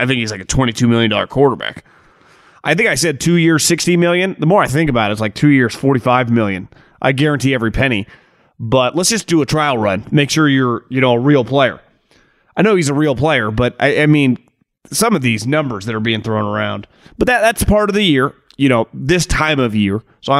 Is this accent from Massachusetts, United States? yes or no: no; Florida, United States; I'm from South Florida, so my Dolphins could benefit from a healthier quarterback.